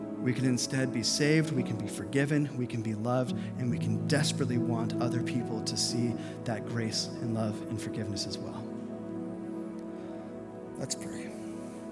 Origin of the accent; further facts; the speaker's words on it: Las Vegas, Nevada, United States; moved away; I grew up in Las Vegas